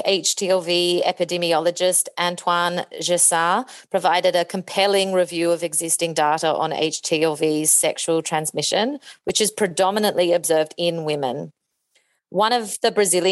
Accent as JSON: {"language": "English", "region": "Tasmania", "country": "Australia", "said": "I'm from Tasmania."}